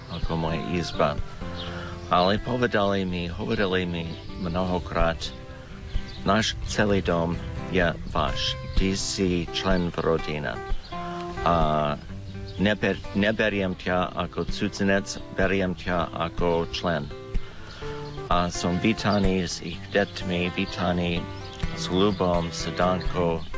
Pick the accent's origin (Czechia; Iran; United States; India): United States; Slovak is a second language; moved away as an adult; now in Slovakia; som Američan